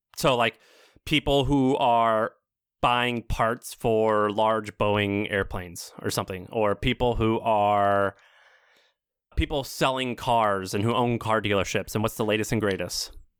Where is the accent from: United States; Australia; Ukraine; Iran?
United States; Missouri; moved away; I'm from Missouri